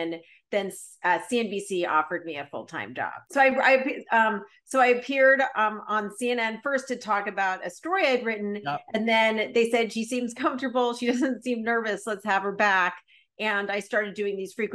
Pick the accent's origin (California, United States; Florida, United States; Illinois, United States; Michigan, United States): California, United States; Los Angeles; I grew up in Los Angeles